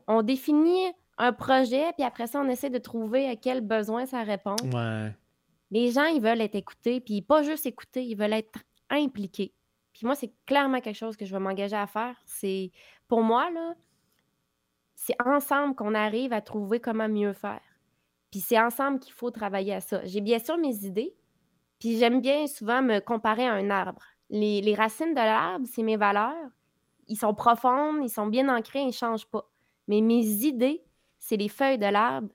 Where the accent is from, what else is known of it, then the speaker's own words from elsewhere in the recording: Quebec, Canada; On est québécois